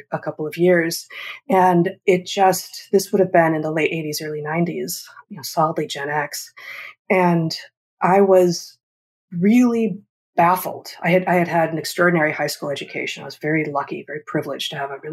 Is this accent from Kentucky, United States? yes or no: no; Los Angeles, California, United States; moved away; also born or lived in Ann Arbor, Michigan; I grew up in Los Angeles